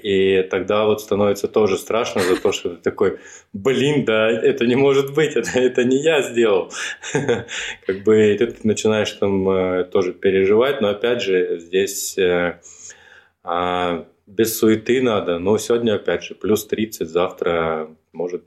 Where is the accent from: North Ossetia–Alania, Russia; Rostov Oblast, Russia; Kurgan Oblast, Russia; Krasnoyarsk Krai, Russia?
Rostov Oblast, Russia; Rostov-on-Don; moved away as an adult; now in Moscow, Russia; я из Ростова, когда переезжал в Москву